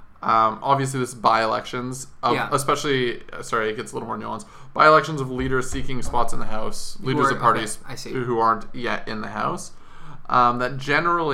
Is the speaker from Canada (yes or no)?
yes; Alberta, Canada; I'm from Alberta